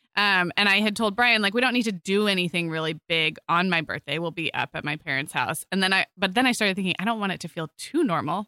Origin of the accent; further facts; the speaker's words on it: Santa Barbara, California, United States; moved away; my hometown in Santa Barbara